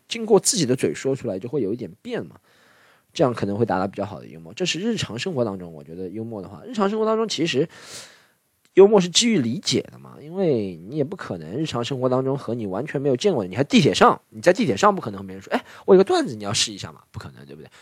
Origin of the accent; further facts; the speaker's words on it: Shanghai, China; 因为我是上海人